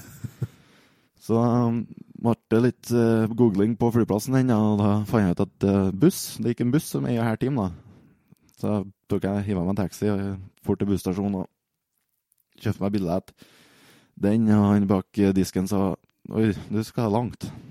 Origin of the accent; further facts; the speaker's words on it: Overhalla, Trøndelag, Norway; Jeg kommer fra Overhalla.